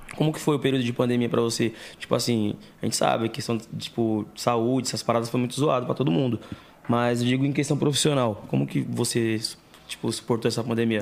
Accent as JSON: {"language": "Portuguese", "town": "Santo André", "region": "São Paulo", "country": "Brazil", "said": "eu sou de Santo André"}